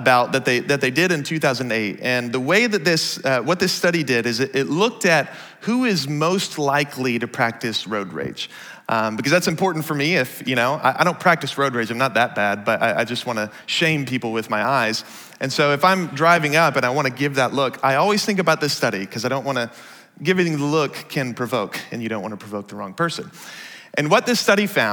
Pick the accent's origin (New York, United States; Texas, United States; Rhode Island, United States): Texas, United States; Dallas; now in Seattle, United States; I grew up in the Dallas area, which means I was taught how to drive as a Texan